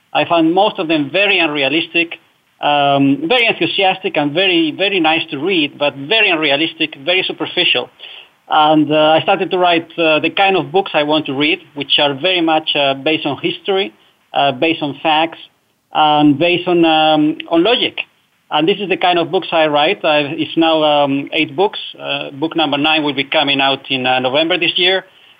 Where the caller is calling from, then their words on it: Netherlands; I'm calling from the Netherlands, Europe.